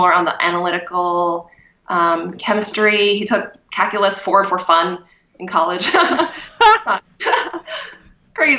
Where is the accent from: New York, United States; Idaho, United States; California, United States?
Idaho, United States; Kuna; now in Boise, United States; I grew up outside of Cuna